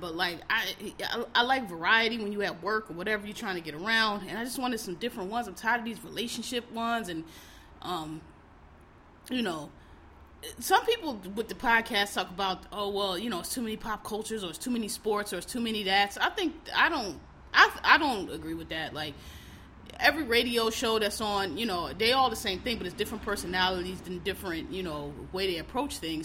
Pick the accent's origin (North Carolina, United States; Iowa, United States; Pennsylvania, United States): Pennsylvania, United States; Philadelphia; I'm from Philly, so you know, I'm black. I'm from Philly.